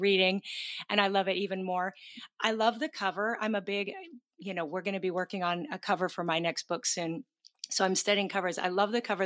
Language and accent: English; Pacific Northwest, Seattle area, Washington, United States; moved away; We're both from the Pacific Northwest, the Seattle